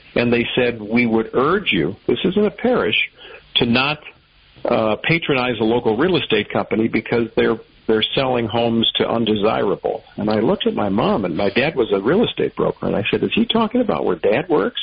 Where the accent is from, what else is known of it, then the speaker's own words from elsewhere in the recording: Chicago, Illinois, United States; moved away as an adult; also born or lived in Evansville, Indiana / Cape Girardeau, Missouri / Little Rock, Arkansas; now in Detroit, United States; I grew up in Chicago, uh, right in the city, northwest side